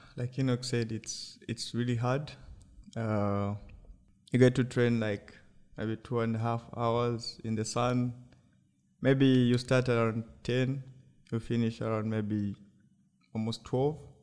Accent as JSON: {"language": "English", "region": "Lusaka Province", "country": "Zambia", "said": "I came from Lusaka province"}